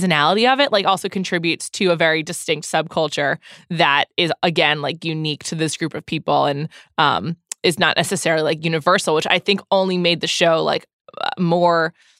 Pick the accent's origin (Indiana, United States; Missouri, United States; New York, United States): New York, United States; now in Los Angeles, United States; I'm from New York as well. I live in LA now.